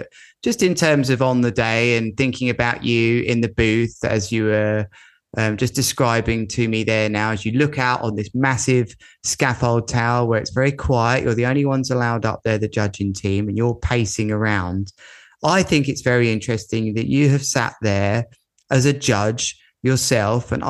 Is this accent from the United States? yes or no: no; United Kingdom; I'm a Brit. I'm a Brit.